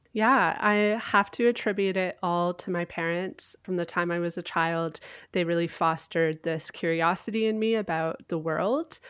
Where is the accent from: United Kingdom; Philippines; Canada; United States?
Canada; I am Canadian